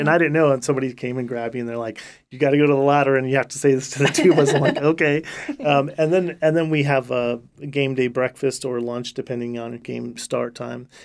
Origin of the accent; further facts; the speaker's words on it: Riverbank, California, United States; moved away as an adult; now in Stillwater, United States; I'm from Riverbank, California, which is, uh, uh, just a couple hours south of the state capital, Sacramento.